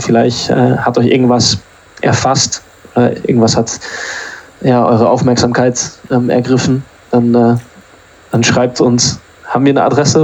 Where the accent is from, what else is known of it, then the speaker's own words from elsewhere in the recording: Germany; now in England; ich bin ja in Deutschland zur Schule gegangen